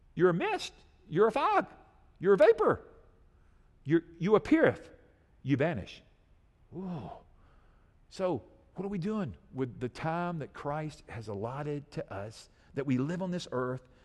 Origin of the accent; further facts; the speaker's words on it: United States; I love being an American citizen.